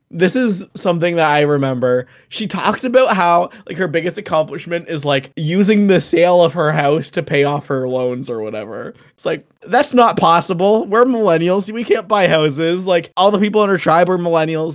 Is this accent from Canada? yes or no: yes; Canada; I know I'm Canadian